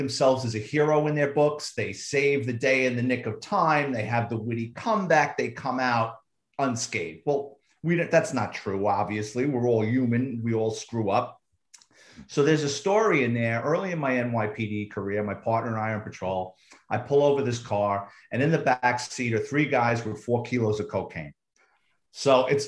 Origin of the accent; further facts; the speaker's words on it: New York City, New York, United States; I grew up in the Bronx. I'm a Bronx kid